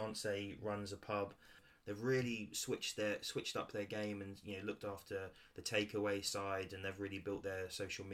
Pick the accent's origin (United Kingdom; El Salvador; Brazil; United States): United Kingdom; Ipswich, East of England; moved away; I'm from Ipswich originally, and we've got a massive Debenhams